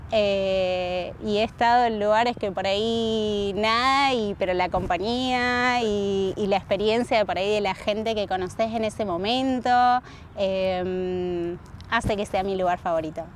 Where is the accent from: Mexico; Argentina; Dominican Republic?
Argentina; Rosario, Santa Fe; moved away as an adult; also born or lived in Salta, Argentina / Rimini, Italy / Barcelona, Spain / Germany; now in Australia; a los tres años llegué a Rosario, hice toda mi vida ya hasta los 24